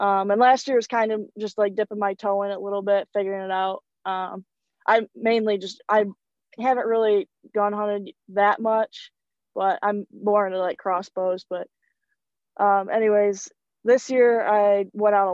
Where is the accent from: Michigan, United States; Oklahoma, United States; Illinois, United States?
Michigan, United States; Fowlerville; I'm from Fowlerville, Michigan, which is just about 25 minutes east of East Lansing